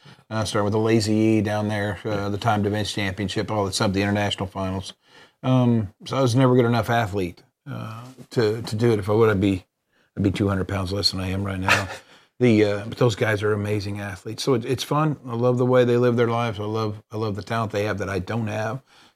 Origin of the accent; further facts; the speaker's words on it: Oklahoma, United States; moved away; we're from Oklahoma.